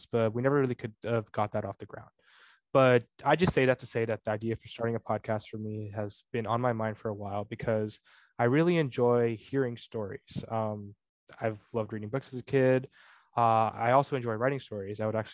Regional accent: Bay Area, California, United States; I was born in the Bay Area

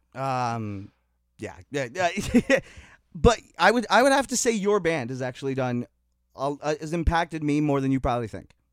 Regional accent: Niagara, Ontario, Canada; I'm from the Niagara community

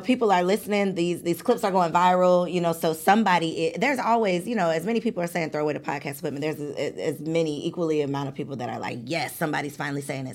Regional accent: suburbs of Chicago, Illinois, United States; I'm from the suburbs of Chicago

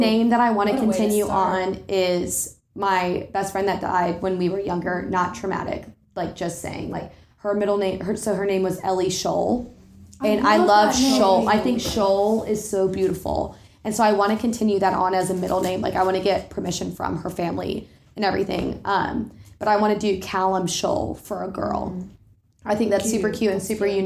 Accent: North Carolina, United States; I'm from North Carolina, so Boone, North Carolina

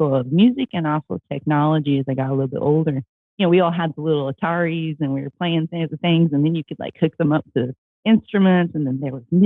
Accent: Midwest, United States; I grew up in the United States, in the Midwest

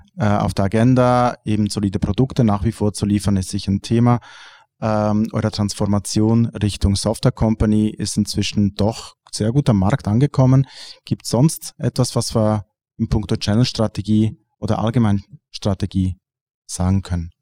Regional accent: Switzerland; bei uns in der Schweiz

